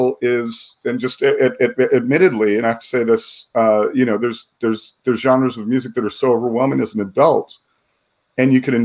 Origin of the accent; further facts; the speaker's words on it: Southern California, United States; I grew up in Southern California